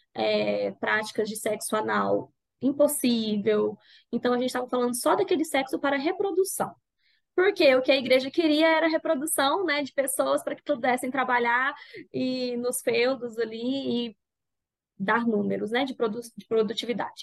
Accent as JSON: {"language": "Portuguese", "town": "Goiânia", "region": "Goiás", "country": "Brazil", "said": "falo de Goiânia. Acho que é importante falar de onde eu falo, vocês vão pegar um sotaque aí"}